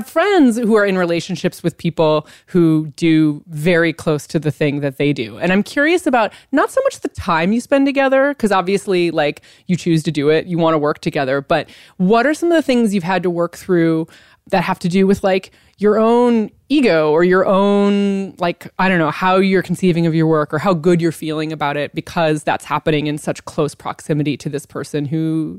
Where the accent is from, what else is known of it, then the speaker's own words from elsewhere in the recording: Iowa, United States; I'm from Iowa